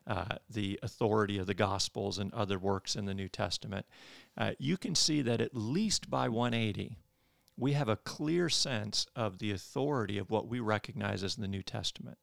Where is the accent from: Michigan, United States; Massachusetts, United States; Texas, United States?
Michigan, United States; moved away as an adult; now in Birmingham, United States; I'm from Michigan. Uh, I grew up in Michigan